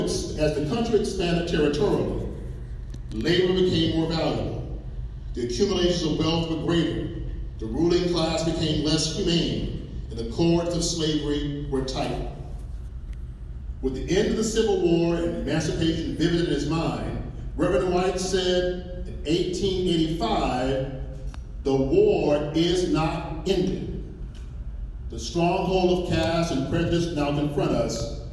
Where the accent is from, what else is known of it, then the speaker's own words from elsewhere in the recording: Augusta, Georgia, United States; my hometown of Augusta, Georgia.